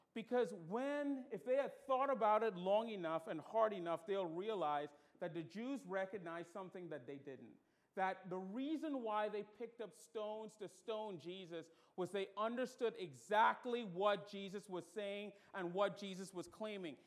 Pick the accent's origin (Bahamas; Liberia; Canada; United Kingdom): Bahamas; moved away; I'm from the Bahamas and we don't do gutturals well